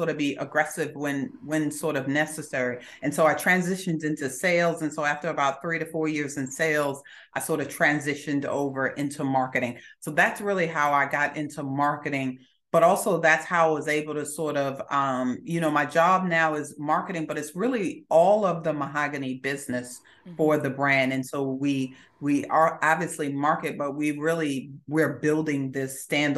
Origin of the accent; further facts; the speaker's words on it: Augusta, Georgia, United States; also born or lived in Brooklyn, New York; when I was six, we left Brooklyn and we came to Augusta, Georgia, where I went to high school